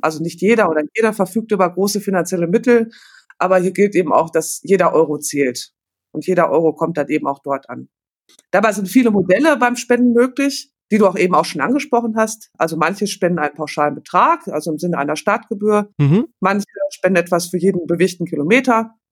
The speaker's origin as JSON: {"language": "German", "town": "Paderborn", "region": "North Rhine-Westphalia", "country": "Germany", "said": "Ich komme aus Paderborn"}